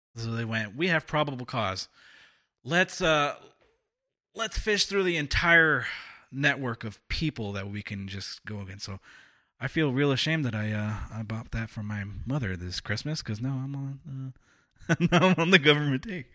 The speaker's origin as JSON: {"language": "English", "region": "California", "country": "United States", "tie": "born or raised there", "said": "I've been living here in California my entire life"}